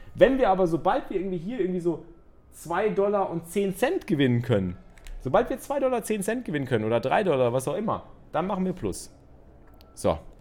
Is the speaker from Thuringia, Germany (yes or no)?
no; Cologne, North Rhine-Westphalia, Germany; als, Kölsche, als Kölsche Jungs